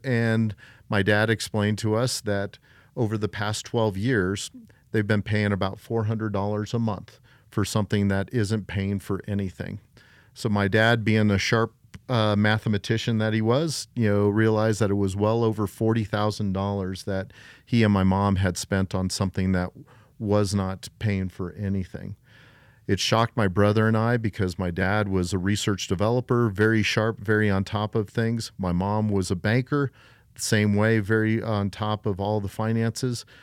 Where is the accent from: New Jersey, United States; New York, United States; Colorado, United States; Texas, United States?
Colorado, United States; Colorado Springs; I was born and raised here in beautiful Colorado Springs, Colorado